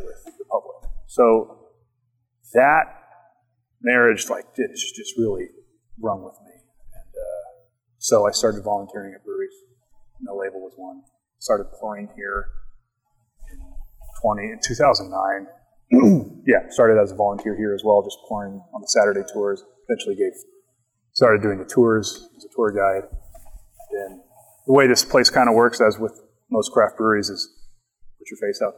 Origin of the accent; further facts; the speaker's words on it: Bartlesville, Oklahoma, United States; I grew up in Bartlesville, Oklahoma